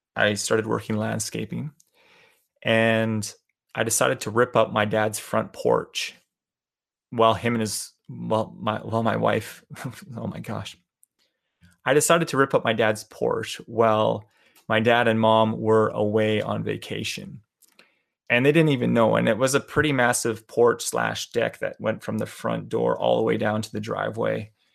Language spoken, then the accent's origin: English; Calgary, Alberta, Canada; moved away; I was born and raised in Calgary, Alberta, Canada.